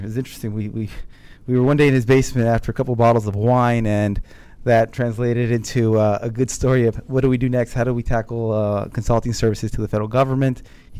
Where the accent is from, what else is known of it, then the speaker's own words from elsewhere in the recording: Fort Belvoir, Virginia, United States; I was born in Fort Leonard Wood, Missouri, right outside of St. Louis. Mm-hmm. In 84, I ended up in Fort Belvoir, right in Alexandria area here in Virginia.